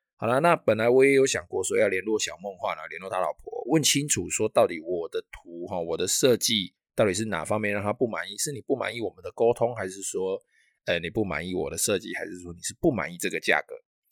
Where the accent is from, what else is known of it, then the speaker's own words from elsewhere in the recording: Taiwan; 我们台湾人最重要的春节